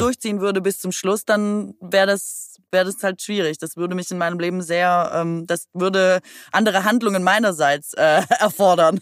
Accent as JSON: {"language": "German", "town": "Aalen", "region": "Baden-Württemberg", "country": "Germany", "tie": "born or raised there", "also_born_or_lived": "Cologne", "moved": "as an adult", "said": "ich komme aus Aalen"}